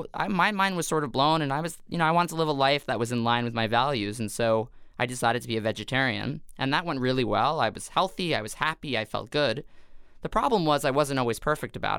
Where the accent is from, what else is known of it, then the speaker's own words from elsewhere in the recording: New York City, New York, United States; I grew up in Staten Island, New York, which is not known to be the most progressive of places in terms of New York City.